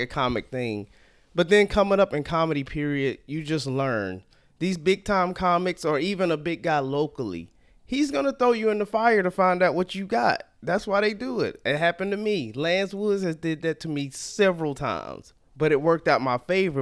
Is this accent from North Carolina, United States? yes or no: yes; Salisbury, North Carolina, United States; moved away as an adult; also born or lived in Atlanta; now in Sacramento, United States; I grew up in a small town called Salisbury, North Carolina